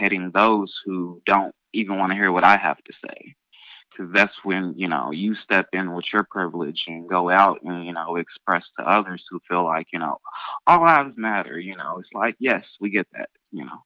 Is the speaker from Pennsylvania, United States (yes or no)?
no; Louisville, Kentucky, United States; I'm born and raised here, and I have been here all 26 years of my life.